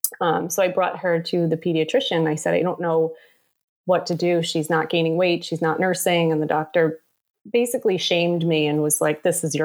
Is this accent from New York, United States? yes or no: yes; New York City, New York, United States; I was born and raised here in Staten Island. I've lived here my whole life, except for college